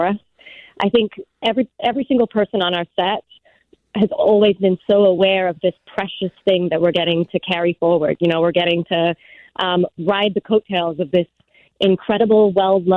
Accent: England, United Kingdom; moved away; I grew up in England

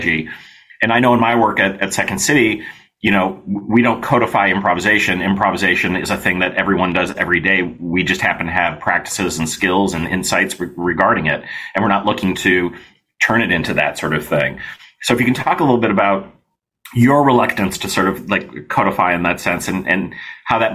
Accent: United States; I grew up here in the States

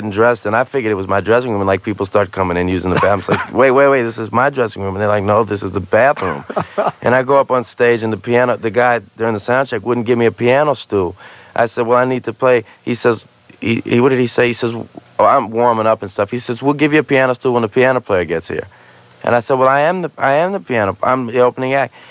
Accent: New Orleans, Louisiana, United States; but I'm from New Orleans, and Louis Armstrong was from New Orleans, and I'm not nearly on his level, but. We entertain down there.

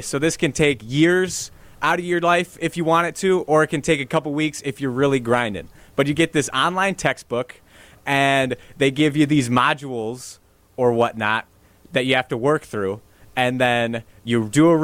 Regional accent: Milton, Wisconsin, United States; Yes, I am a Wisconsin native. I'm from Milton, Wisconsin.

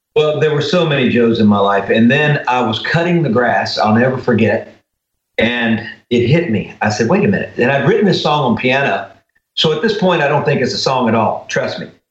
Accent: Greenville, Mississippi, United States; growing up in the Delta

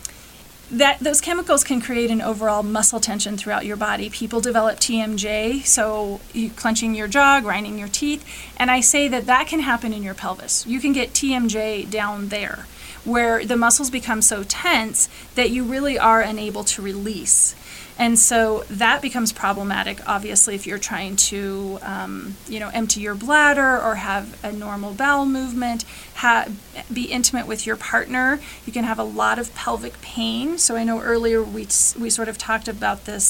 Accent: Western Colorado, United States; definitely in Western Colorado, which this is actually my hometown. I'm from this area, so I get to serve my community

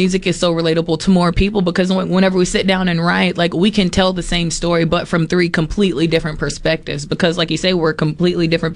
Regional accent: Poplarville, Mississippi, United States; moved away; also born or lived in New Orleans, Louisiana; we grew up singing gospel in church, but we grew up in Poplarville, Mississippi

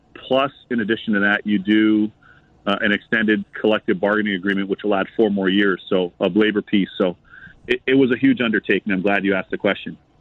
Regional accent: Toronto, Ontario, Canada; moved away as an adult; now in United States; I'm from Canada, and then my parents are from beautiful Barbados. So I was raised in Canada, in Toronto specifically, my hometown

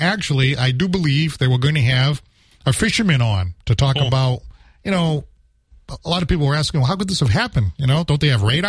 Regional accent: New Bedford, Massachusetts, United States; I'm from New Bedford.

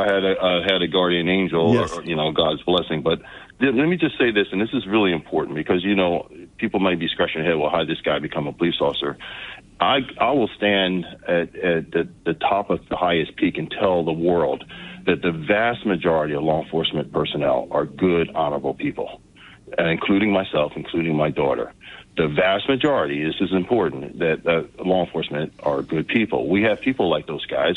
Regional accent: New Jersey, United States; also born or lived in Newark, New Jersey / Vineland, New Jersey / Galloway Township, New Jersey; I was born in North Jersey. I lived in a couple other areas of the state.

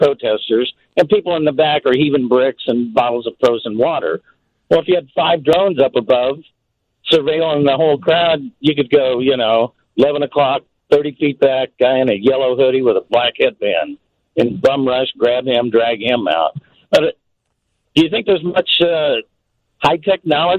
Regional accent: Kansas City, Missouri, United States; I'm from Kansas City

